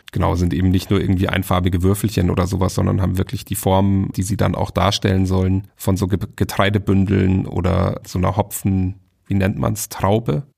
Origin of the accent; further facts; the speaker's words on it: Bavaria, Germany; aus Bayern ausgebürgert werde ich vielleicht trotzdem